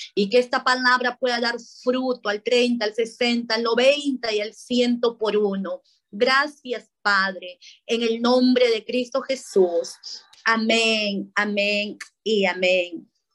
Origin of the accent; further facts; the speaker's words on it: Paramonga, Lima, Peru; now in Lima, Peru; Yo soy de Paramonga, a cinco horas de la capital